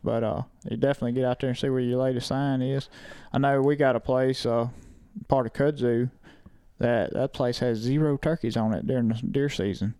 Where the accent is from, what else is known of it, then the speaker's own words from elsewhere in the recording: Lake, Mississippi, United States; my hometown of Lake Mississippi